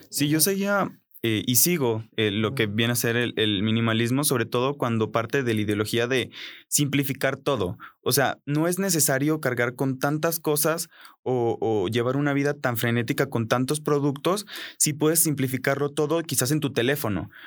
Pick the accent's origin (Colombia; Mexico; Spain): Colombia; moved away; en Colombia, de donde yo vengo